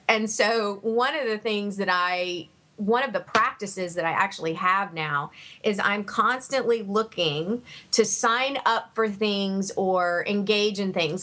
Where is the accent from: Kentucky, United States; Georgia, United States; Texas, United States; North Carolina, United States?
Georgia, United States; Savannah; when I was growing up in Savannah